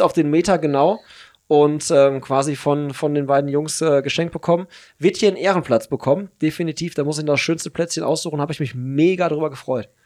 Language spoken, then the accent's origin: German; Hagen, North Rhine-Westphalia, Germany; meine Heimatstadt